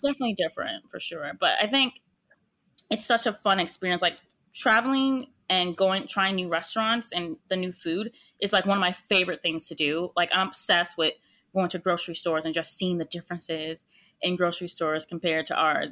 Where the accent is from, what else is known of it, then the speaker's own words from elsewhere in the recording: United States; I'm American